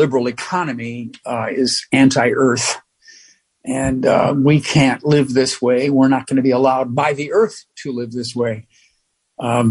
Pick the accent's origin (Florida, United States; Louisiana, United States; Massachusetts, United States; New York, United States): New York, United States; being a New Yorker